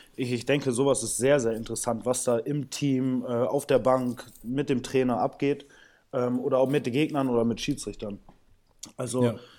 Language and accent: German; Bramsche, Lower Saxony, Germany; also born or lived in São Paulo, Brazil; ich bin in Bramsche Osnabrück aufgewachsen